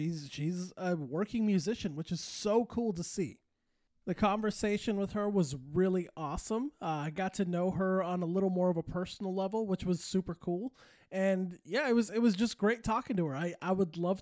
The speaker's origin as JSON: {"language": "English", "town": "Santa Fe", "region": "New Mexico", "country": "United States", "tie": "born or raised there", "also_born_or_lived": "California", "moved": "yes", "said": "I was born and raised in Santa Fe, New Mexico"}